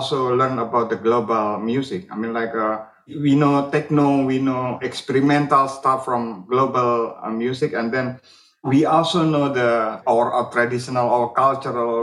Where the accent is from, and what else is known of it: Indonesia